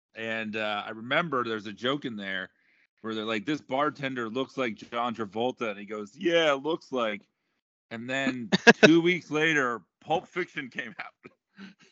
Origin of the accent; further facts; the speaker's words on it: South Florida, United States; I'm from South Florida